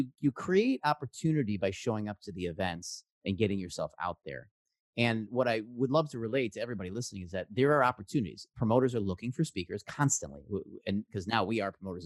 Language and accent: English; Chicago, Illinois, United States; now in San Francisco Bay Area, United States; I grew up in Chicago in improv.